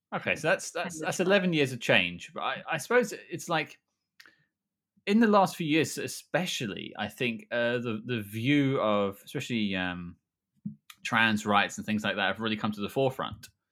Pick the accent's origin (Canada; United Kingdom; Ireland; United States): United Kingdom; we're all British.